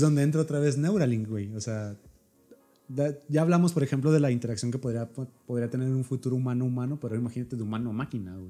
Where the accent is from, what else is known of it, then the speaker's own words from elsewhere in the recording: Mexico; nosotros somos mexicanos